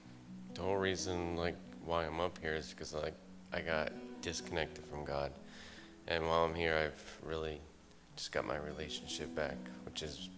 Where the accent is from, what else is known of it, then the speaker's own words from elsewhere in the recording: Lancaster, Pennsylvania, United States; I'm from Lancaster, PA